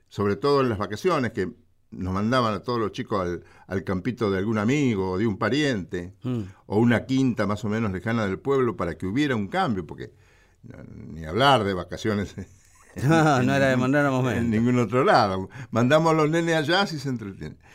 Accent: Villa Ballester, Buenos Aires Province, Argentina; yo viví en Villa Ballester. Está bien. Crecí en Villa Ballester.

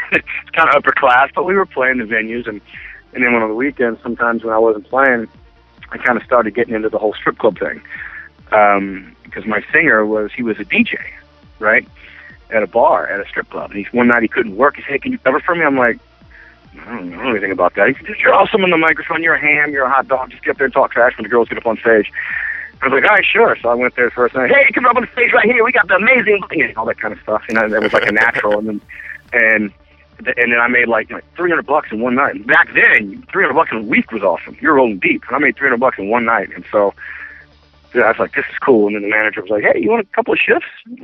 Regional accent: Greensboro, North Carolina, United States; also born or lived in Roanoke, Virginia; I was born in Roanoke, Virginia, and then kind of lived there for a few years. And then mainly, the young person in my life that lived in, we moved to Greensboro, North Carolina

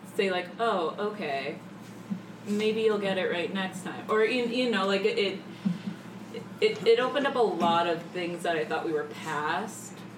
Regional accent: Pennsylvania, United States; moved away; I'm not from Chicago, from mm. Pennsylvania, with mm. all the farming

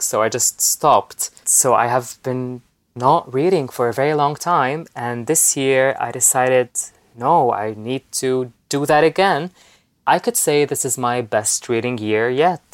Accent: Lebanon; I'm from Lebanon, live from Lebanon right now. I was born there and I live there

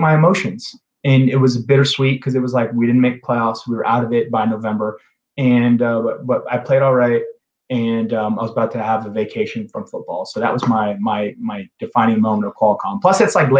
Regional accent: Grapevine, Texas, United States; moved away; I'm originally from Grapevine, Texas, and that's in the Dallas-Fort Worth area

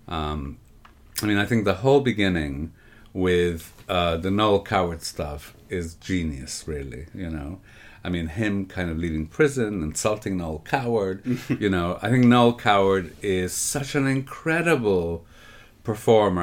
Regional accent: Canada; I grew up in Canada

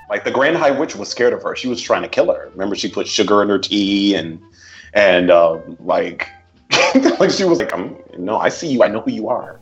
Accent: Switzerland; i was born in Switzerland

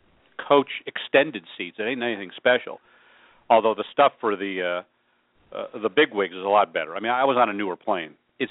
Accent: Pennsylvania, United States; I grew up in Pennsylvania, so I had many cheesesteaks. The best were Hurl's Heroes in my hometown

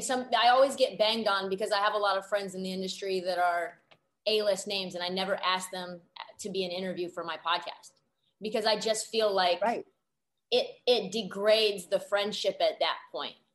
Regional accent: Portland, Oregon, United States; moved away as an adult; now in Los Angeles, United States; I grew up in Portland, went to Oregon, and then bunch of lacrosse kids actually at Oregon, and then moved to LA to get into media.

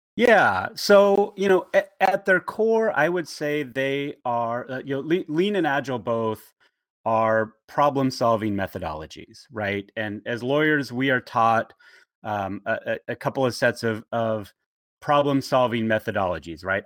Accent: Bakersfield, California, United States; now in Portland, United States; I grew up in um, the town of Bakersfield, California

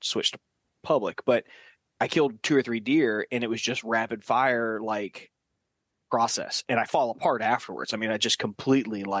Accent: Southeast Georgia, United States; I grew up in Southeast Georgia

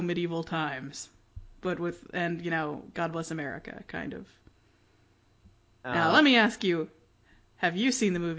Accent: Nashville, Tennessee, United States; I went to Opryland a lot as a kid, due to growing up in Nashville.

